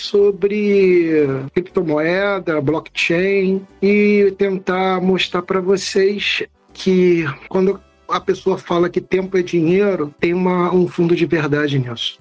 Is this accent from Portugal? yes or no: no; Niterói, Rio de Janeiro, Brazil; eu sou de Niterói